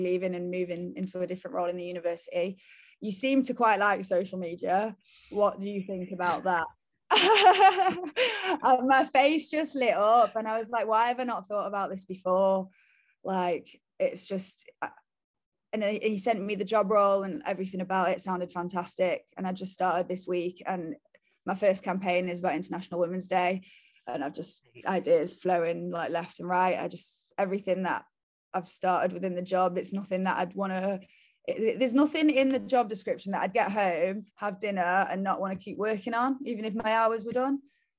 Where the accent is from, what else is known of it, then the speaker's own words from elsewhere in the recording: France; It's amazing. I grew up in France as well, so they've actually done such a good representation of like the English to France community